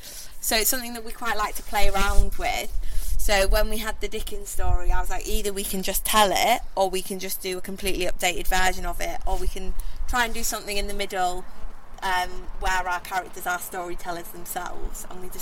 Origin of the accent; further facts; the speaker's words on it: Hull, Yorkshire and the Humber, United Kingdom; Me and … haven't been making work in Hull that long, although we're both from Hull, so it's allowed us to meet loads of people